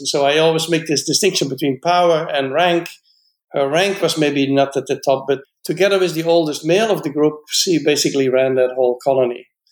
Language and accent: English; Netherlands; now in United States; I was born in the Netherlands and I'm a biologist